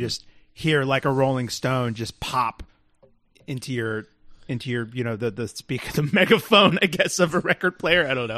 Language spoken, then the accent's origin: English; Texas, United States; moved away; go home to Texas